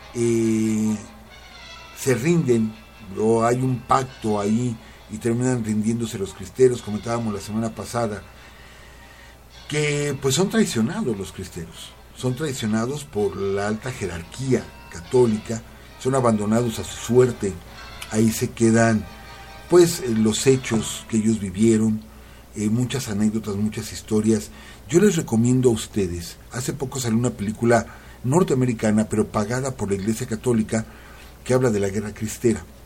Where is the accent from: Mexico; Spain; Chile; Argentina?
Mexico; Cotija de la Paz, Michoacán; moved away; yo nací ahí, en Cotija de la Paz